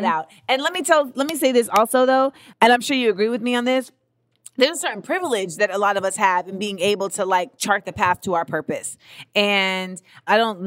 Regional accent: New York, United States; accent: New York; my New York accent

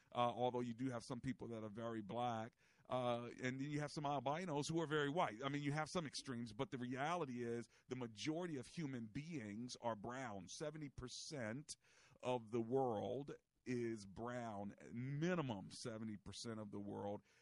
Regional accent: United States; for those of us who are American

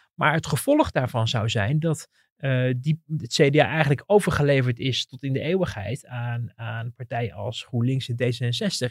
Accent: Netherlands

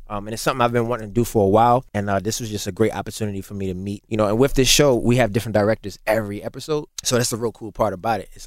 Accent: Baltimore, Maryland, United States; I'm from Baltimore

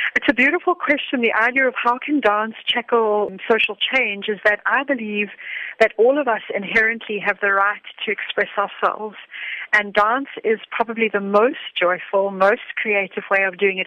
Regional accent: South Africa; being a South African

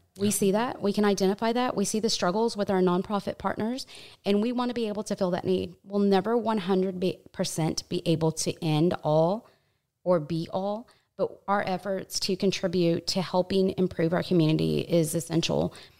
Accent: New Braunfels, Texas, United States; I'm from New Braunfels, and it just continues to grow.

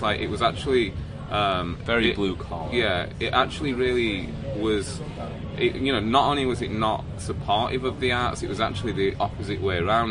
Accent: Wakefield, Yorkshire and the Humber, United Kingdom; We grew up in Wakefield in West Yorkshire

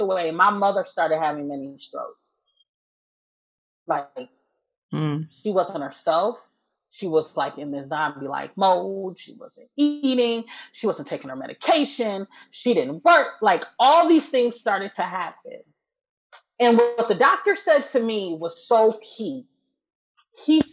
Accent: Wisconsin, United States; moved away as an adult; now in Texas, United States; I'm from Wisconsin, but 6 years ago, we moved to Texas

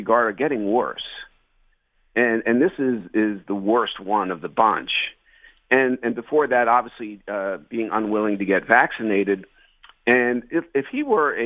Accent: New Jersey, United States; I grew up in New Jersey

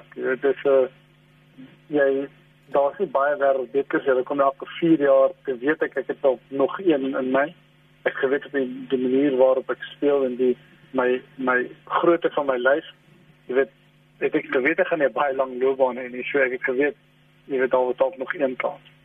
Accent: South Africa; also born or lived in England; ons as Suid-Afrikaners

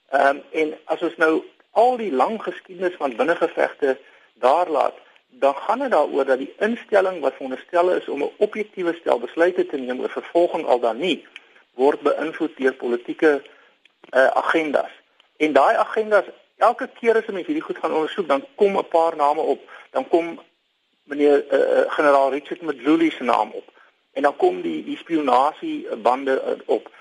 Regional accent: South Africa; ons as Suid-Afrikaners

